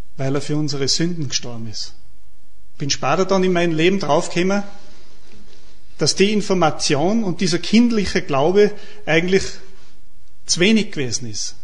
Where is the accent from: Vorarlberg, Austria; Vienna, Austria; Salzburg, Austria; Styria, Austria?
Salzburg, Austria; St. Martin bei Lofer; Ich bin aus dem Salzburgland, aus dem Pinzgau, vom Beruf Bankkaufmann